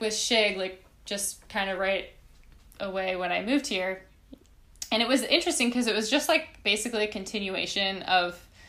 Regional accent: Minnesota, United States; moved away as an adult; also born or lived in Chicago; So I grew up in Minnesota.

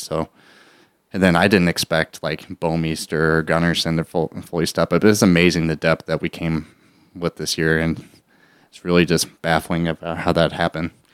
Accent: St. Louis, Missouri, United States; born or raised there; also born or lived in Texas

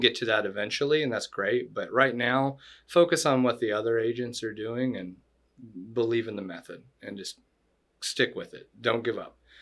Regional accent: Florida, United States; also born or lived in Chattanooga, Tennessee; I was born in Florida

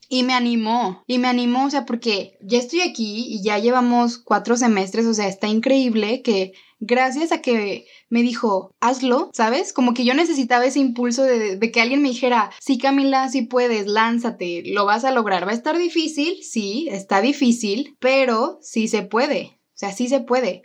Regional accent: León, Guanajuato, Mexico; moved away as an adult; now in Guadalajara, Mexico; yo crecí en León y toda mi vida pensé que iba a estudiar ahí

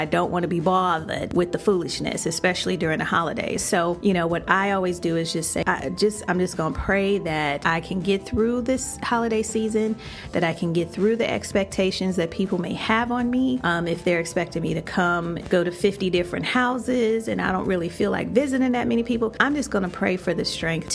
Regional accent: Chicago, Illinois, United States; moved away as an adult; now in Florida, United States; When I first moved to Florida, you know, I would come back home to Chicago, my hometown

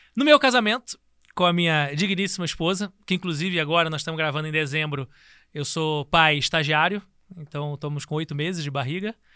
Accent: Rio de Janeiro, Brazil; Também sou tijucano. Nasci na Tijuca.

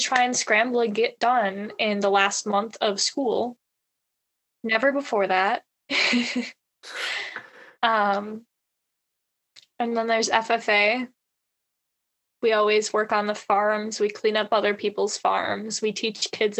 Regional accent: Reedsville, Wisconsin, United States; I am from Reidsville High School, also known as Hickville

